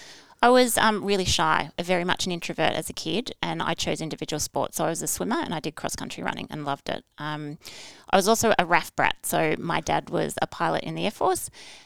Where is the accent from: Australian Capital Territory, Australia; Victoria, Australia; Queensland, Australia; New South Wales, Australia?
Queensland, Australia; Brisbane; born there; also born or lived in United States / Canberra; I was born in Brisbane, moved to America, back to Brisbane, to Canberra, to America, Brisbane, and then I chose to go to boarding school to finish off my high school because Dad got another posting